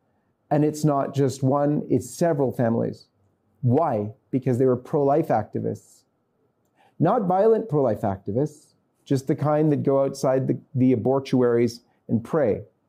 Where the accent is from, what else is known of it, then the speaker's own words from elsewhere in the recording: Canada; because I'm coming from Canada, so we'll maintain with Canada's statistics.